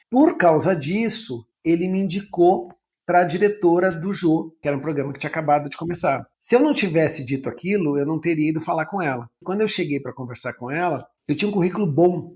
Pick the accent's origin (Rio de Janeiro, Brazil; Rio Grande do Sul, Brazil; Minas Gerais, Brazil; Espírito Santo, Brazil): Rio Grande do Sul, Brazil; moved away as an adult; also born or lived in São Paulo; eu sou gaúcho, tenho hoje 58 anos, sou jornalista. Até os 20 anos, 22, eu morei, até me formar a ser jornalista, eu morei no Sul